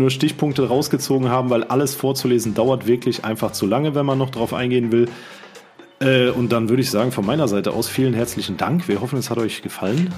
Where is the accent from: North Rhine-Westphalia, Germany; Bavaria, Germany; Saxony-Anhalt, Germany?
North Rhine-Westphalia, Germany; Siegen; bei uns in Siegen